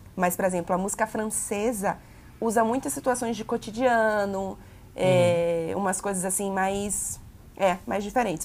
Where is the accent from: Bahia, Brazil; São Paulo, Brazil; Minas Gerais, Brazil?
Bahia, Brazil; accent: baianês; quando eu estou muito, muito chateada, a minha voz é puro baianês